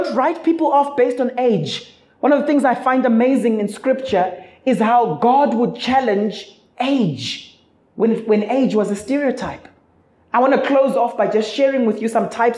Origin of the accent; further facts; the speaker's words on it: Zimbabwe; now in South Africa; I'm originally from Zimbabwe.